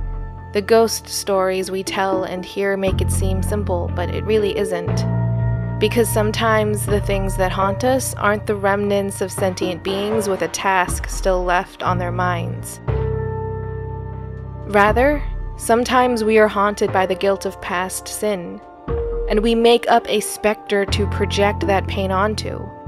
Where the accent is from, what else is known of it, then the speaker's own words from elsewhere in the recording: New York, United States; born there; I was born in New York. Upstate New York, I should clarify.